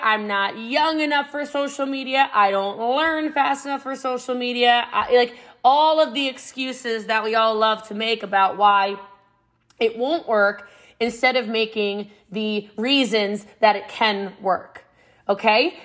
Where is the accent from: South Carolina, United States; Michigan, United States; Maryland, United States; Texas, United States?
Maryland, United States; Middletown; I'm from Middletown, Maryland. It's about an hour outside of D.C., a small country town, and uh, Frederick County, Maryland. And I grew up before it was what it is now